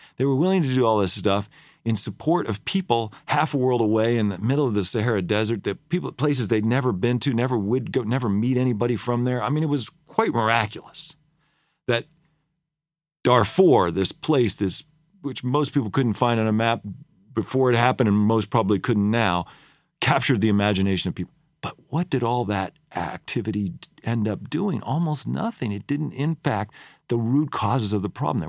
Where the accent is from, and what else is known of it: United States